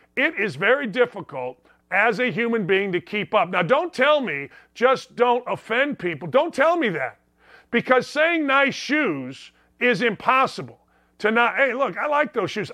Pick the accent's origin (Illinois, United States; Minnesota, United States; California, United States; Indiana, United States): Indiana, United States; Northwest; I grew up in Northwest Indiana.